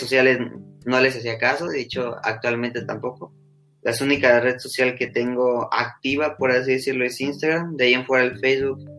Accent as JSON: {"language": "Spanish", "country": "Mexico", "said": "soy un ciudadano mexicano de, de 16, casi 17 años de edad"}